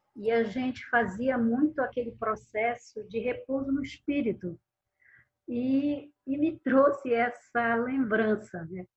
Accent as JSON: {"language": "Portuguese", "town": "Belém", "region": "Pará", "country": "Brazil", "said": "eu sou de Belém do Pará"}